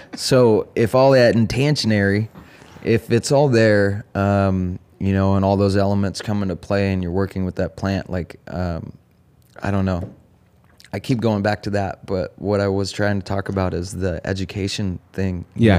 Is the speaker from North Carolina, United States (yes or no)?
no; Eugene, Oregon, United States; also born or lived in Bellingham, Washington / California; I grew up in Oregon, born and raised in Eugene.